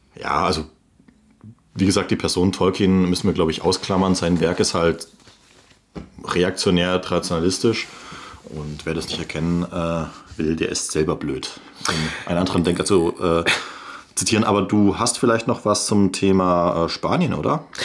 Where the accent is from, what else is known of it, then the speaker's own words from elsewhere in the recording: Swabia, Germany; bin ja Schwabe